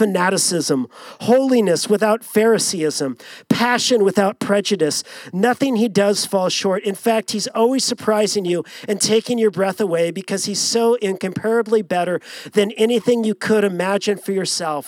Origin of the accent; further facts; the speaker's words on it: Long Beach, California, United States; growing up in Southern California, born and raised in Long Beach